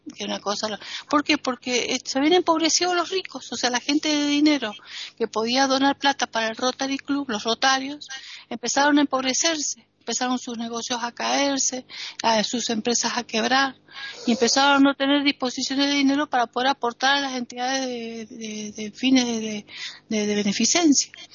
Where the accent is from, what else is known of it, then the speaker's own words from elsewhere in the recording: Argentina; now in Spain; como argentina, como latinoamericana, como extranjera